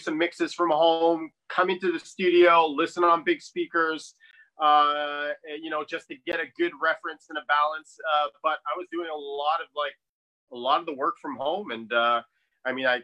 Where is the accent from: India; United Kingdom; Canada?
Canada; Montreal, Quebec; also born or lived in New York; I am originally from Montreal. Lived in New York for a while.